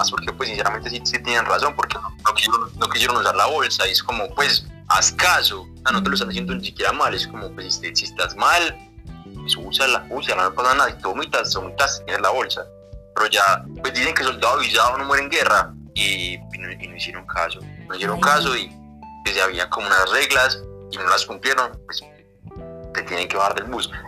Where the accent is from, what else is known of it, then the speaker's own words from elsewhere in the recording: Medellín, Antioquia, Colombia; accent: paisa; soy colombiano.